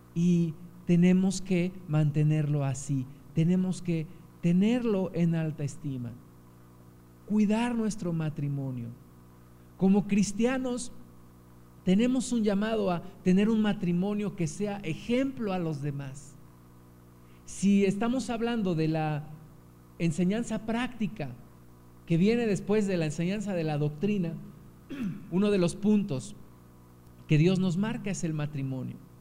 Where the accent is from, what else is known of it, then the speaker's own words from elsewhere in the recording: Mexico; Como mexicanos